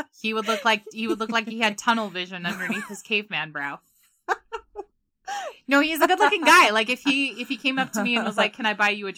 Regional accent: West Valley City, Utah, United States; because you and I, we're from the Dub V. And there are a lot of juggalos and juggalettes in our hometown.

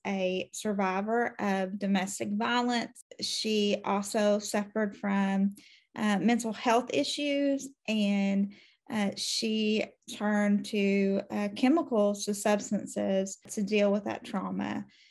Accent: Louisa, Kentucky, United States; I am from Kentucky, still live here, out in eastern Kentucky, in Louisa, to be exact

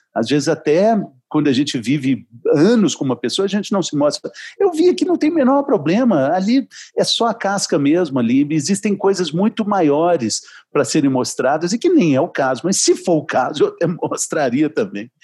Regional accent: Minas Gerais, Brazil; Eu sou mineiro

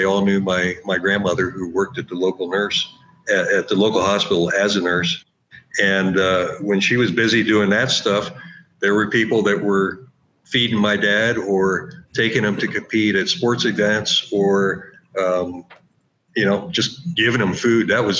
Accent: King of Prussia, Pennsylvania, United States; I grew up just outside Philadelphia in a little suburb called King of Prussia.

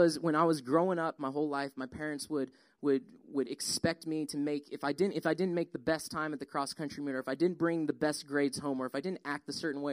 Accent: Colorado, United States; now in Georgia, United States; We grew up in Colorado.

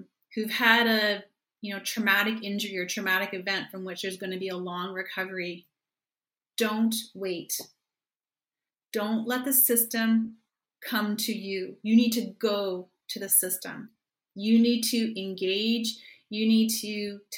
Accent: Canada; as a Canadian

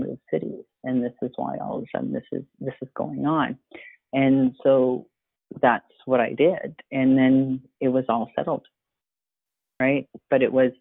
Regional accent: Toronto, Ontario, Canada; also born or lived in Waterloo; I grew up in Toronto

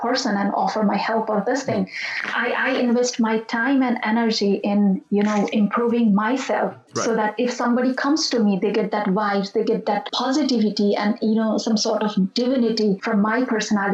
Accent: Bagmati, Nepal; That's my hometown

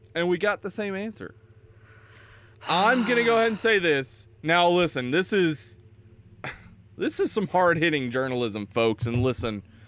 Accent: East Tennessee, United States; I grew up in East Tennessee

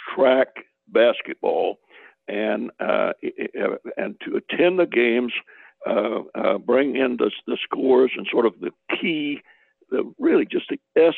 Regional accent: Macon, Georgia, United States; I was born 1941 in Macon, Georgia

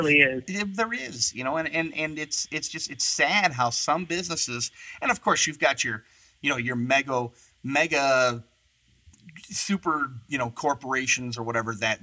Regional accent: Michigan, United States; moved away; I'm from the Michigan, mid-Michigan area

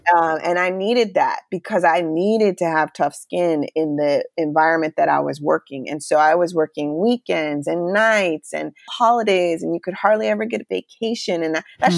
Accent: Charlotte, North Carolina, United States; moved away as an adult; also born or lived in Chicago / Virginia; we ended up moving to Virginia, which was about four hours away from Charlotte, my hometown.

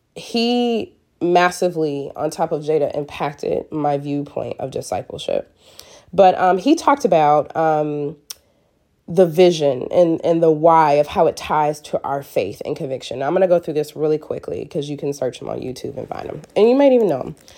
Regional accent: Michigan, United States; moved away; we're from Michigan

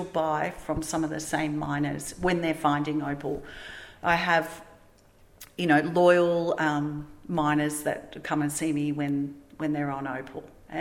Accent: Melbourne, Victoria, Australia; moved away; also born or lived in Gold Coast, Queensland / Lightning Ridge, New South Wales; I'm from Melbourne.

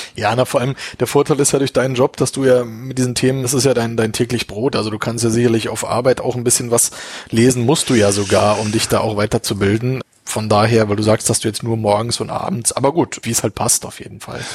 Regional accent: Berlin, Germany; now in Munich, Germany; ich bin überhaupt gar kein Münchner, ich komme ja auch aus Berlin.

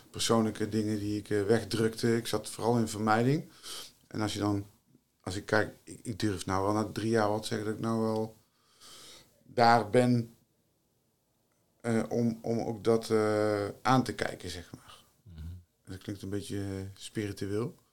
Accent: Tilburg, North Brabant, Netherlands; uit Tilburg, ben ik geboren en getogen.

